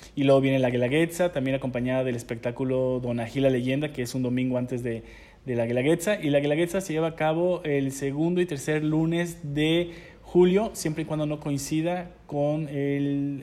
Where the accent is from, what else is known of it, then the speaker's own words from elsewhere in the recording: Oaxaca, Mexico; mi tierra